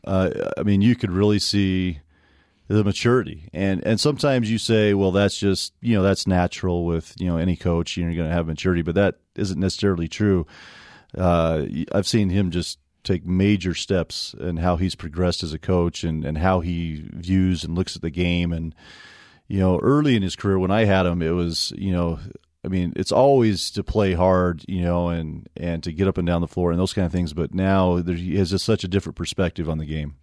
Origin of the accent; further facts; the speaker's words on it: Provo, Utah, United States; also born or lived in Cedar Hills, Utah; I grew up here in Provo